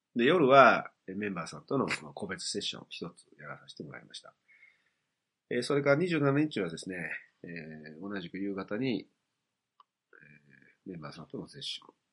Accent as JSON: {"language": "Japanese", "region": "Hiroshima", "country": "Japan", "tie": "born or raised there", "said": "僕の出身が広島だ"}